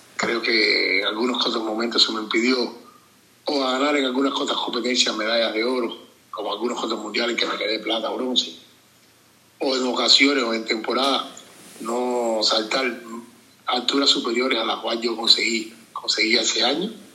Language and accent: Spanish; Limonar, Matanzas, Cuba; yo soy de Limonal, allá en mi natal pueblo